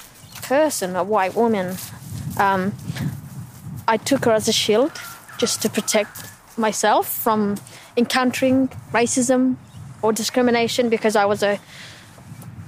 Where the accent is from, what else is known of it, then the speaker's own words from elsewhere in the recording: Australia; I speak the same language as you and I, you know, more so the same phrases as you. I'm an Australian